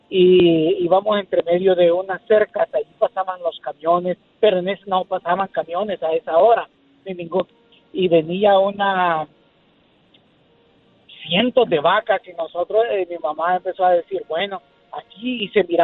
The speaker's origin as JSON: {"language": "Spanish", "country": "El Salvador", "moved": "yes", "said": "Yo soy del Salvador."}